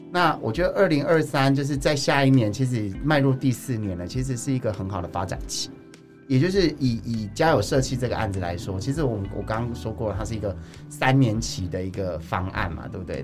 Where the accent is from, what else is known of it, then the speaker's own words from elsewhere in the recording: Chiayi, Chiayi City, Taiwan; moved away; 我在社区里面长大，就是我之前，因为还好我回来嘉义市